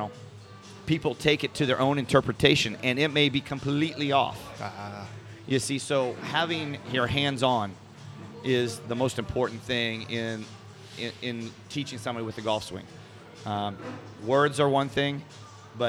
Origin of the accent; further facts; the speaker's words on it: Midwest, United States; I'm from the Midwest